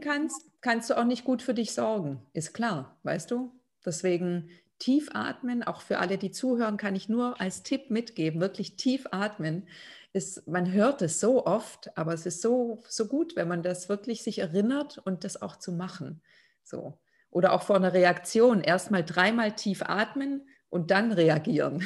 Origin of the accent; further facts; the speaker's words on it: Lithuania; moved away; Also ich aus Litauen